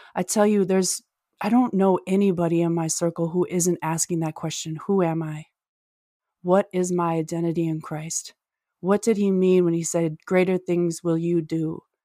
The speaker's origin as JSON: {"language": "English", "region": "Minnesota", "country": "United States", "said": "I'm from Minnesota"}